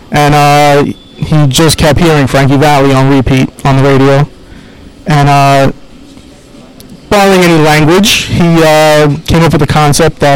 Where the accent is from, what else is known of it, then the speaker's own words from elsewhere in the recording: New York City, New York, United States; now in Long Island, United States; I'm from Queens. I'm from up the block in Flushing.